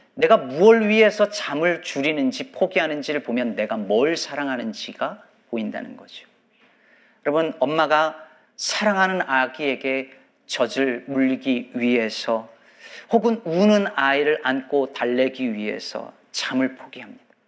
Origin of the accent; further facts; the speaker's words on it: South Korea; 한국에서 자란 성인들 중에서 말입니다